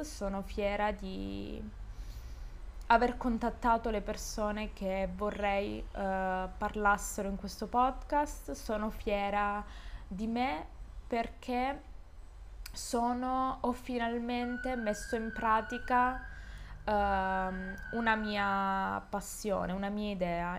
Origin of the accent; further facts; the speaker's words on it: Calabria, Italy; moved away as an adult; now in Genoa, Italy; io sono calabrese